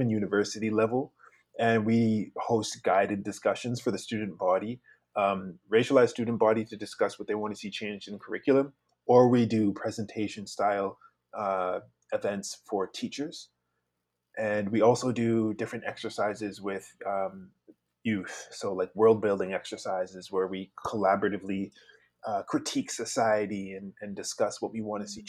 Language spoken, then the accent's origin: English; Victoria, British Columbia, Canada; also born or lived in Savannah, Georgia, United States; I'm originally from Savannah, Georgia, but I've grown up on the traditional territories of Lekwungen speaking people, known as Victoria.